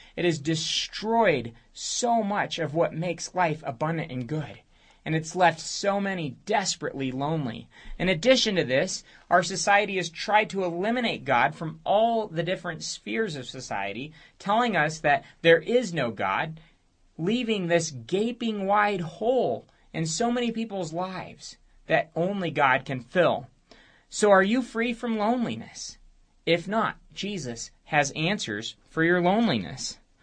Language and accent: English; United States